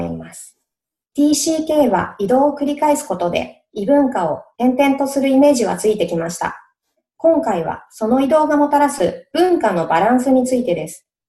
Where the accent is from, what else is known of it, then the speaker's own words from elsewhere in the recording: Japan; now in United States; 私、日本人